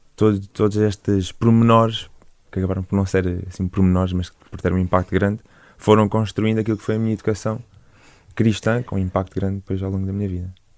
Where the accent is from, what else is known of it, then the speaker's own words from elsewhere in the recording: Portimão, Algarve, Portugal; moved away as an adult; sou, sou Algarvio, nascido e criado em, em Portimão